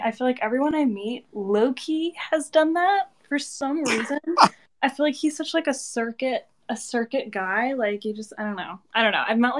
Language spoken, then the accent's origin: English; Connecticut, United States; now in Los Angeles, United States; I'm actually in my hometown. I'm in Connecticut right now, but I am usually LA-based. I'm just visiting my family.